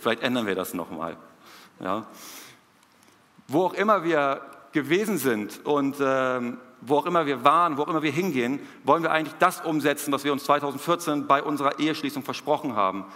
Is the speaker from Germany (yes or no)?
yes; Hamburg, Germany; moved away as an adult; now in Peru; hier zu sein, in Hamburg, in meiner Heimatstadt